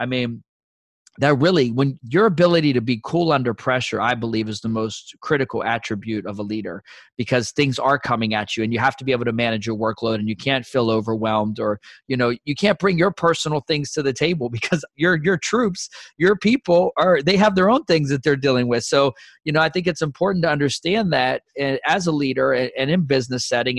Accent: Fort Benning, Georgia, United States; born there; And, you know, I was born in Fort Benning.

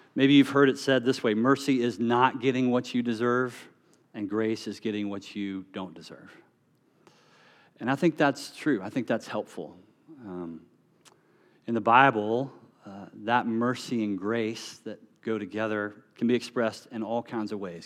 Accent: North Carolina, United States; moved away; I'm from North Carolina

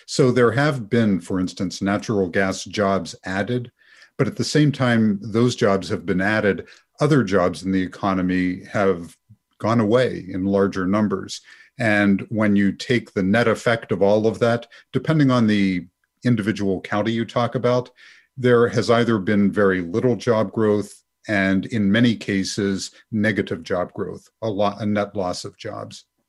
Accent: West Virginia, United States; I'm from West Virginia

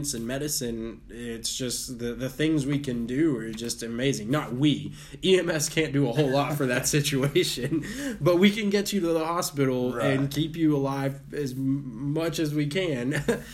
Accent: Texas, United States; I grew up in Texas. We love guns here

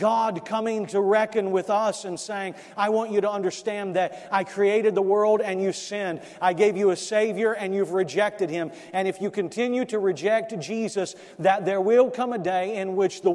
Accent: South Florida, United States; I grew up in South Florida, and I used to do pest control

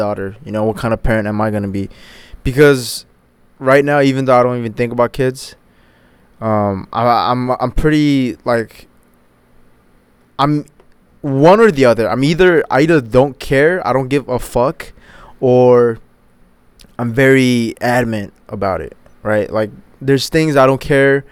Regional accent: United States; hitting my teenage years and growing up in the States

